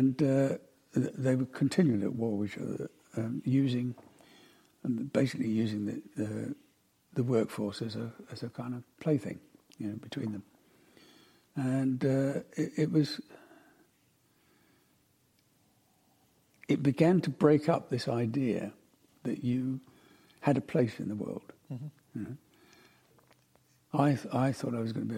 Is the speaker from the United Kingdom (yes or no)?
yes; Glasgow, Scotland, United Kingdom; moved away; also born or lived in Croydon; I was born in Glasgow